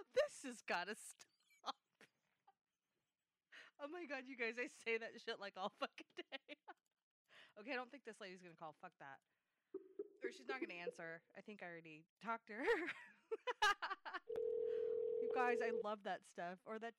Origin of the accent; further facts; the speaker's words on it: Iowa, United States; I'm from Iowa. Originally.